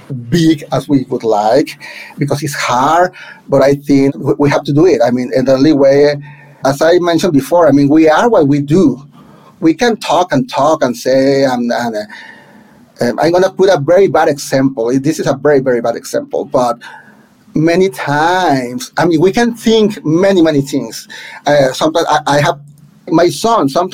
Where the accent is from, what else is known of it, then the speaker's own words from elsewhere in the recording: Monterrey, Nuevo León, Mexico; first language Spanish; English is a second language; moved away as an adult; now in New York City, United States; in Monterrey, back in my hometown